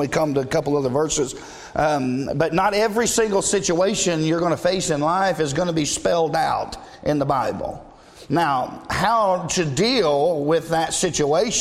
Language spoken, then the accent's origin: English; the South, United States; we were raised in the South